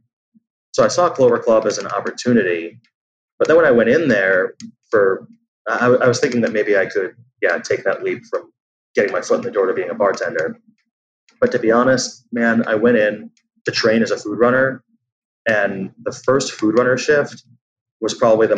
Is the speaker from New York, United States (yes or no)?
yes; New York City, New York, United States; I'm from New York